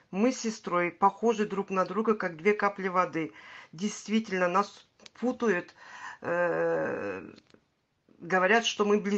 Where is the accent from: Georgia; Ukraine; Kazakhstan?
Ukraine; Crimea; Э, я крымчанка. Вы правильно сказали, я крымчанка. Э, живу в Крыму, в Симферополе.